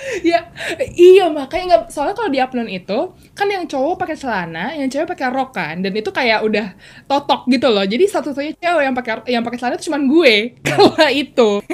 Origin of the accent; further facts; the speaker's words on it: Jakarta, Indonesia; kita besar di Jakarta